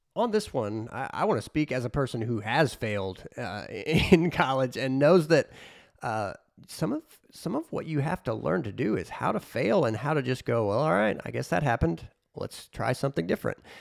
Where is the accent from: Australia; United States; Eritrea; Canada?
United States; near Southeastern Illinois College; Southeastern Illinois College, a junior college outside of, uh, my hometown